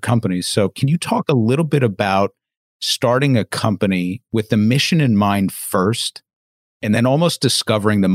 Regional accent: Canada; I was born in Canada. My entire family's from Canada.

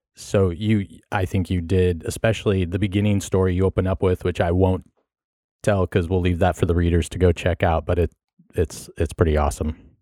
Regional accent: Carmel, California, United States; I grew up in California. I grew up down in, uh, Carmel, Monterey area

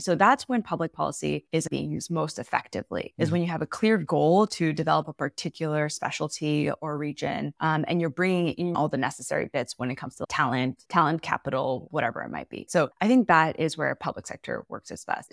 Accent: United States; moved away as an adult; now in Singapore; I'm originally American. I'm moved to Singapore six years ago

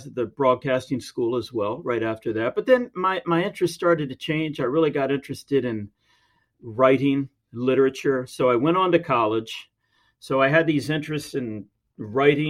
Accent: United States; moved away as an adult; also born or lived in Taiwan; As an American

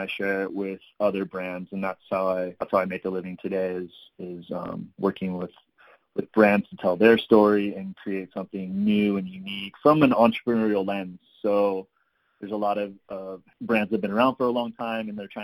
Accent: East Bay, San Francisco Bay Area, California, United States; moved away as an adult; also born or lived in San Diego / Oregon / Mexico; I grew up in the East Bay of San Francisco Bay Area where it wasn't really surf friendly

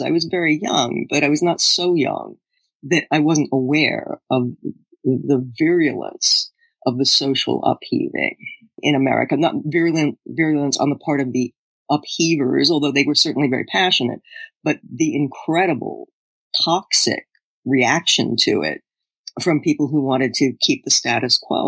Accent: United States; as an American

